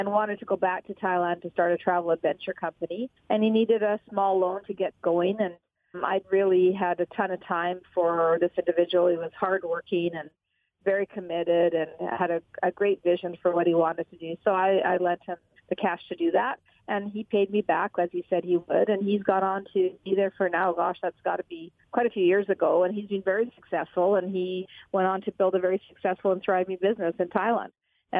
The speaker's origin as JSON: {"language": "English", "region": "Alberta", "country": "Canada", "said": "I'm from Alberta"}